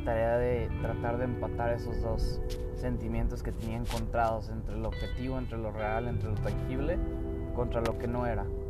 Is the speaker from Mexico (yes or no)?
yes; Mexico; soy mexicano, por eso hablo en español